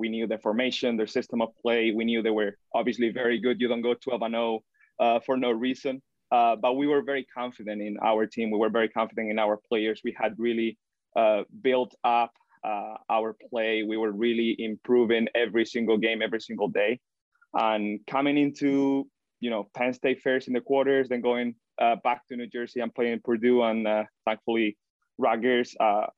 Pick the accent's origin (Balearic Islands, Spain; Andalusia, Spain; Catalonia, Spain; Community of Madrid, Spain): Andalusia, Spain; Granada; moved away as an adult; now in Michigan, United States; back in my hometown, Granada